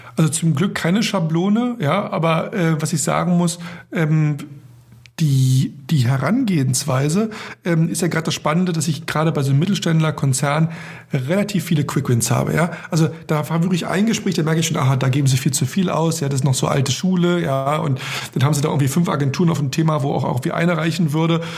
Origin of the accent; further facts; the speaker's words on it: Germany; als Europäer, als Deutscher